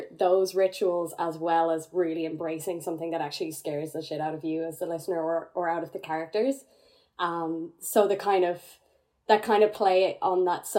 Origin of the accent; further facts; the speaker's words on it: Ireland; growing up in Ireland